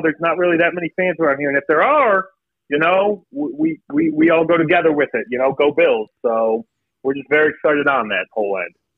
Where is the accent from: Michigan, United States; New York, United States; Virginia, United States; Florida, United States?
New York, United States; Buffalo; now in Florence, United States; we are from Buffalo, New York